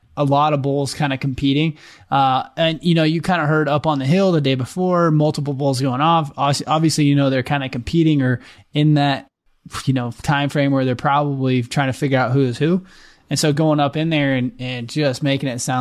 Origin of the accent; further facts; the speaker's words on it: Oregon, United States; growing up in Oregon